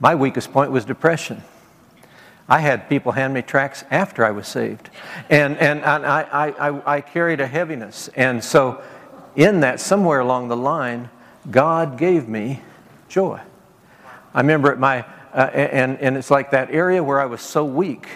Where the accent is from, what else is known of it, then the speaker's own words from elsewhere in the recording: Nebraska, United States; moved away; also born or lived in Beaumont, Texas; I grew up in Nebraska